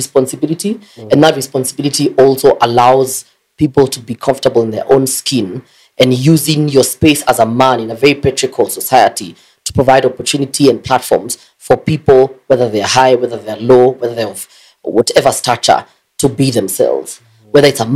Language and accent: English; Nairobi, Kenya; I was born in Kawangware, in a very disadvantaged background and home